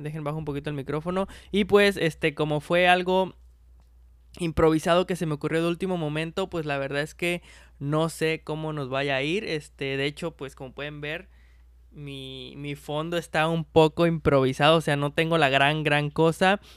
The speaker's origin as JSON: {"language": "Spanish", "country": "Mexico"}